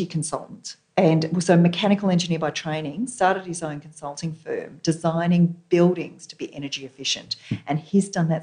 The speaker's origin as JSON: {"language": "English", "town": "Melbourne", "region": "Victoria", "country": "Australia", "tie": "born or raised there", "moved": "as an adult", "lives_now": "Sydney, Australia", "said": "I grew up in Melbourne"}